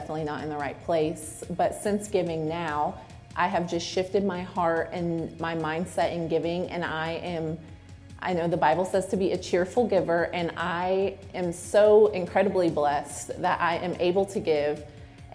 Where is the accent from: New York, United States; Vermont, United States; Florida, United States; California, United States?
Florida, United States; Lakeland; now in South Carolina, United States; I attended a women's conference in my hometown in Lakeland, Florida